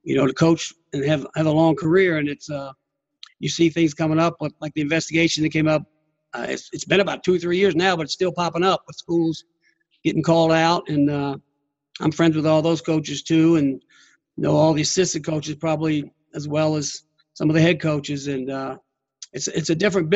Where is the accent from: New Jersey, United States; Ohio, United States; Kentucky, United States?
Kentucky, United States; now in Virginia, United States; I'm from Kentucky